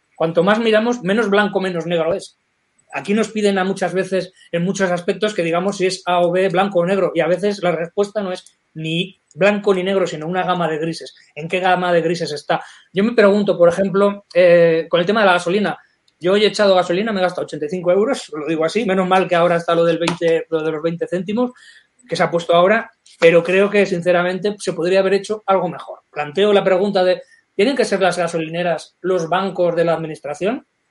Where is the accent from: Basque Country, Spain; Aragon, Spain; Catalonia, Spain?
Aragon, Spain; Calamocha; yo soy de Calamocha, en Teruel